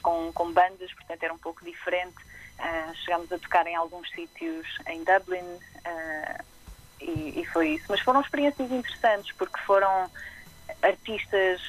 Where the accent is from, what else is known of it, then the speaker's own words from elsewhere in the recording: Aveiro, Centro, Portugal; Sou, sou natural de Aveiro